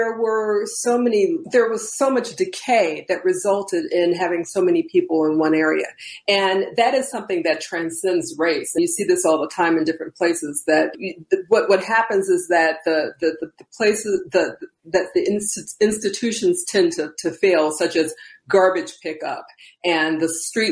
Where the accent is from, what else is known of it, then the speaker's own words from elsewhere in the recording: Chicago, Illinois, United States; Debra Kim and I grew up in the Theodore K. Lawless Gardens apartments